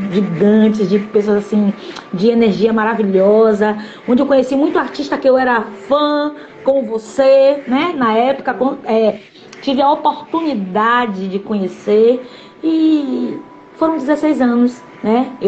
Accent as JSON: {"language": "Portuguese", "town": "Candeias", "region": "Bahia", "country": "Brazil", "tie": "born or raised there", "also_born_or_lived": "Salvador", "said": "Que eu sou da cidade de Candeias. Eu só nasci em Salvador, mas me criei em Candeias."}